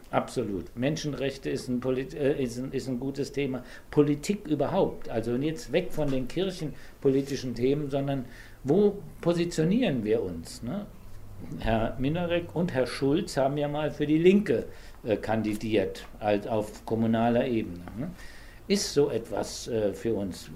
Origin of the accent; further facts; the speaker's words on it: Saarland, Germany; ich bin im Saarland geboren und in einer katholischen Gegend